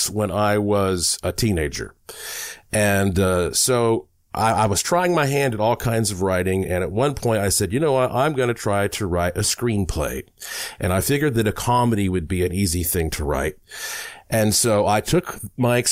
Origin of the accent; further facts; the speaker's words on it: Asheville, North Carolina, United States; being born in the Blue Ridge Mountains of Asheville, North Carolina